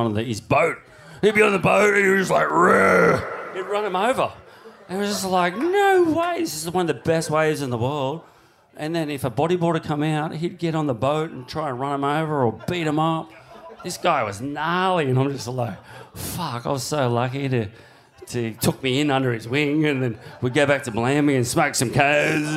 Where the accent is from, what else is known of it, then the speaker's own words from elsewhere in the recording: Cronulla, New South Wales, Australia; moved away; I'm from Cronulla when I was a kid